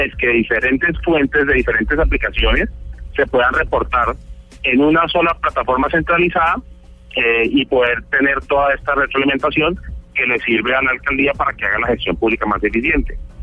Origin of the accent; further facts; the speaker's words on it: Cali, Valle del Cauca, Colombia; also born or lived in United States; yo nací en Estados Unidos, pero desde pequeño he vivido toda la vida en Cali